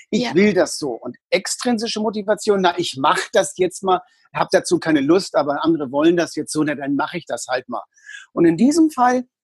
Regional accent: Hamburg, Germany; also born or lived in Berlin; Also ich habe 18 Jahre in Hamburg gelebt, dann habe ich 28 Jahre in Berlin gewohnt und bin dort in die Versicherungswirtschaft mit 19 gegangen.

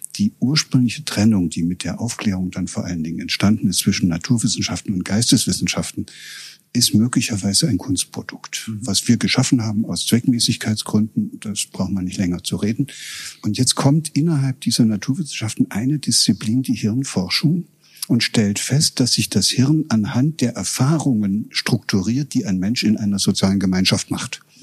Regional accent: Germany; moved away as an adult; also born or lived in Göttingen; Ich war aus dem Osten gekommen

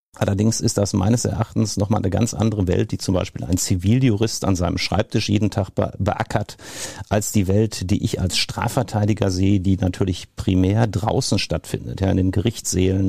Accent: Marl, North Rhine-Westphalia, Germany; also born or lived in Marburg; Ich komme aus dem Ruhrgebiet, bin in Marl geboren, habe zwischendurch in Marburg an der Lahn gewohnt und studiert und hatte aber immer vor, zurückzugehen

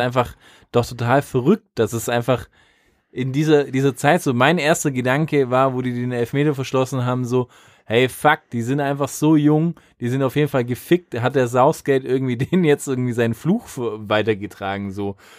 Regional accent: Germany; als Deutscher

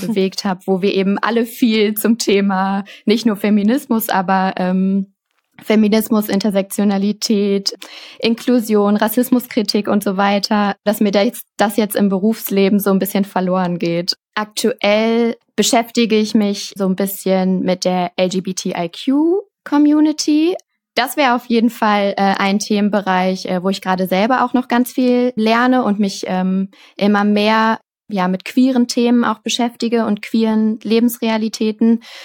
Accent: Cologne, North Rhine-Westphalia, Germany; ich komme aus Köln

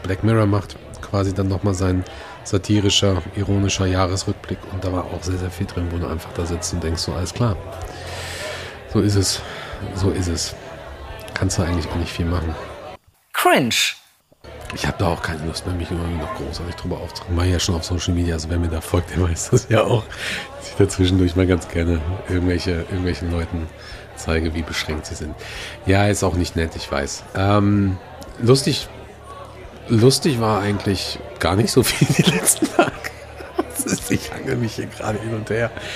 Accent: Gelsenkirchen, North Rhine-Westphalia, Germany; Meine Heimatstadt

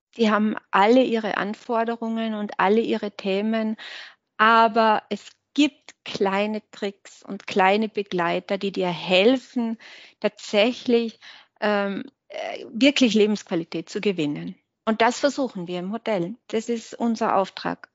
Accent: Hinterthiersee, Tyrol, Austria; Heimat ist schon hinter Tirse, würde ich schon sagen, ja. Heimat ist

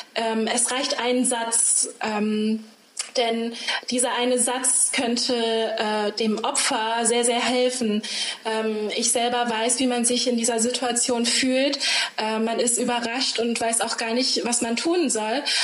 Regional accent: Germany; ich bin hier aufgewachsen

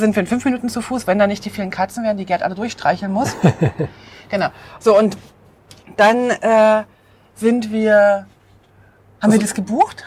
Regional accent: Switzerland; moved away as an adult; ich habe im Herzen ganz klar meine Heimat drin und ich weiß, wenn wir irgendwann zurückkommen, wir werden begeistert sein über die Schweiz

